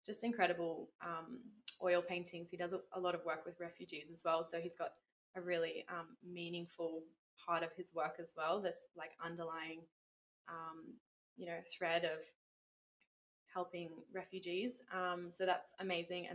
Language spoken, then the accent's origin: English; Lennox Head, New South Wales, Australia; my hometown here in Lenox